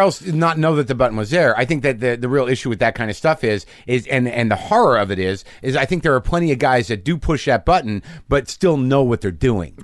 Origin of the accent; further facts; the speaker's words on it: Albuquerque, New Mexico, United States; also born or lived in New Jersey; now in Los Angeles, United States; I was born in Jersey. I grew up in New Mexico